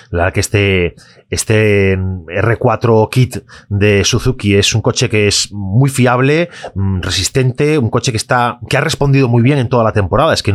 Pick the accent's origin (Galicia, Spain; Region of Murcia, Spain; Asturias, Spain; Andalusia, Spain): Galicia, Spain; porque yo soy gallego, eh, tú también, y al final nos vas representando a los gallegos por el mundo